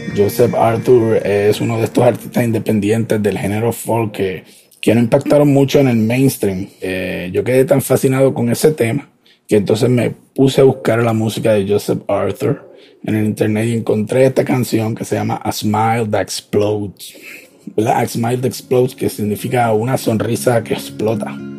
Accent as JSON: {"language": "Spanish", "town": "Ponce", "country": "Puerto Rico", "said": "soy de Ponce"}